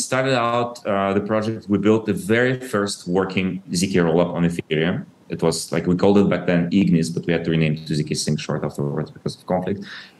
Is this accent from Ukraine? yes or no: yes; Ukraine; You might know that I was born in Soviet Ukraine and I grew up kind of like after the collapse of Soviet Union.